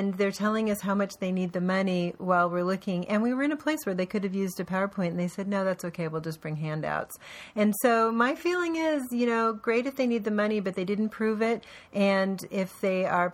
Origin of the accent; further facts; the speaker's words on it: Portland, Oregon, United States; I grew up in Portland where we had the best bus service in the country.